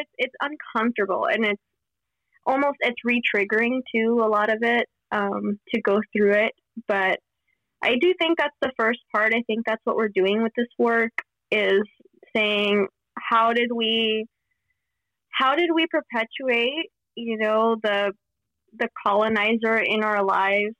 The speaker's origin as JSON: {"language": "English", "town": "Miami", "region": "Florida", "country": "United States", "tie": "born or raised there", "said": "where I grew up in Miami"}